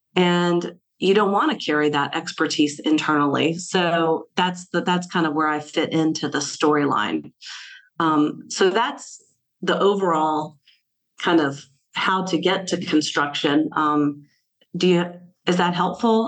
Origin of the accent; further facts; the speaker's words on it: Selma, Alabama, United States; now in Baltimore, United States; So I am from Selma, Alabama, and uh, I grew up with my mom selling real estate, and I lived in old town Selma